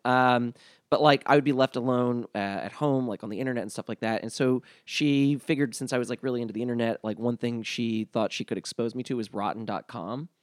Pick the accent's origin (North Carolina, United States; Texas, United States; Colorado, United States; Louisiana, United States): Louisiana, United States; New Orleans; moved away; I was raised in New Orleans during the school year